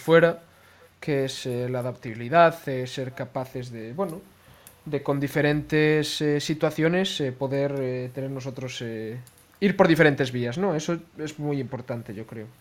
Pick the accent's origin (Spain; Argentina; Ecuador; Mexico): Spain; Galicia; que somos gallegos